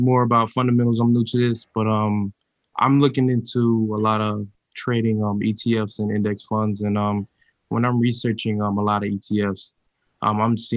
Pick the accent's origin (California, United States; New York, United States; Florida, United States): Florida, United States; Miami; moved away as an adult; now in Atlanta, United States; I'm from Miami, man, but I live in Atlanta. I've been here about 8 years